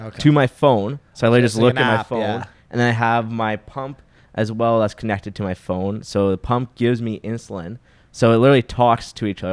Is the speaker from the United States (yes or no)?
no; Saskatoon, Saskatchewan, Canada; moved away; I came from Saskatoon, which is like at the time I was there, it was 250,000 when I was there